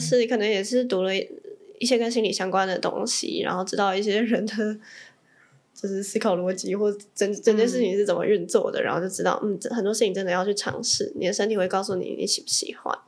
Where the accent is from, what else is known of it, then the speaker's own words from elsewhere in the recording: Taipei, Taiwan; also born or lived in Tainan; 我是，我是台北人